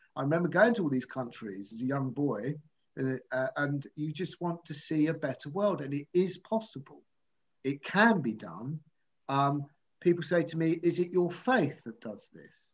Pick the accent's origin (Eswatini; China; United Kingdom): United Kingdom; I'm from South